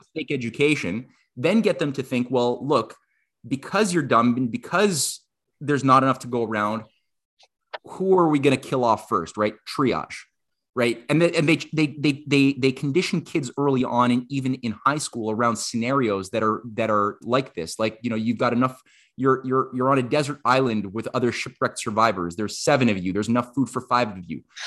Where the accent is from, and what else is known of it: Canada